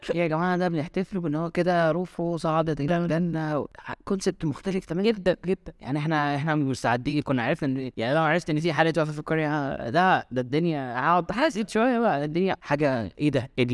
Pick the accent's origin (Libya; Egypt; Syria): Egypt; من مصر